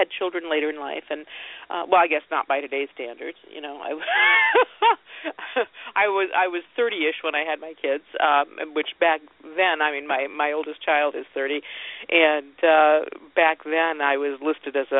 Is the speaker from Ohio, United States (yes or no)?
yes; Ohio, United States; I grew up in Ohio.